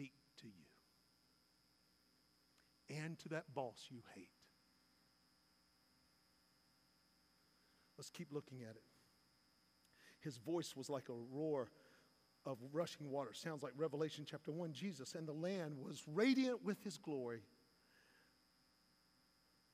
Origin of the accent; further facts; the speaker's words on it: Salisbury, North Carolina, United States; my hometown, Salisbury, North Carolina